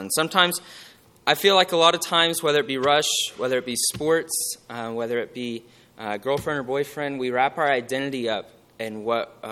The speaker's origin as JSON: {"language": "English", "town": "Houston", "region": "Texas", "country": "United States", "moved": "as an adult", "said": "I'm originally from the Houston area."}